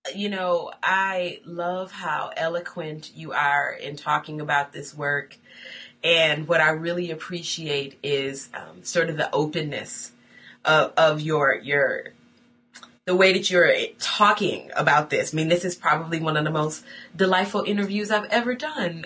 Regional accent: Buffalo, New York, United States; Buffalo, New York, my hometown

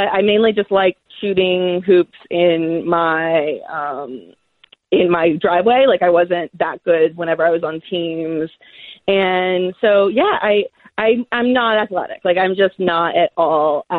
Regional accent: Greensboro, North Carolina, United States; I'm from Greensboro

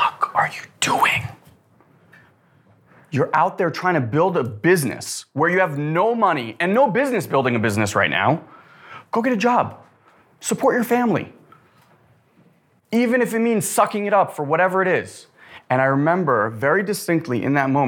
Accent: Israel; moved away; I was born in Israel to immigrated here in 89, was very, very poor

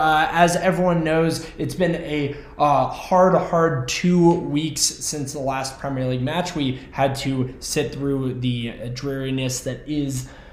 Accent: New England, United States; I myself was born and raised in New England

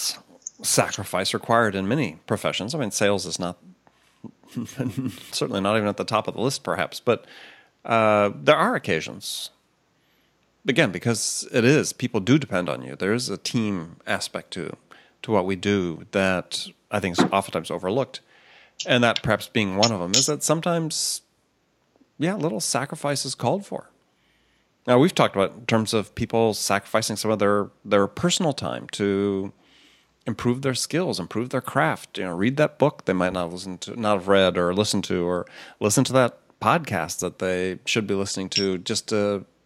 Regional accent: Midwest, United States; I grew up in the Midwest.

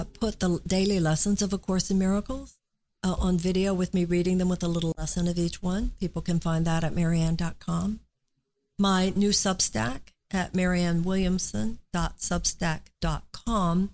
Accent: United States; us as American women

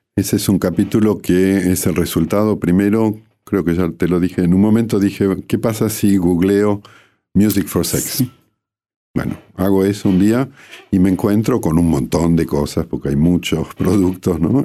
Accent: Bariloche, Río Negro, Argentina; moved away as an adult; now in Paris, France; yo crecí en Bariloche desde los 10 años de edad hasta los 27, que fue cuando me fui a estudiar a, Francia y luego me quedé hasta el día de hoy.

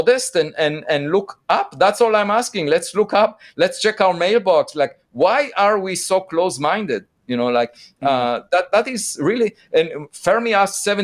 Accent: Israel; moved away; I'm originally from Israel

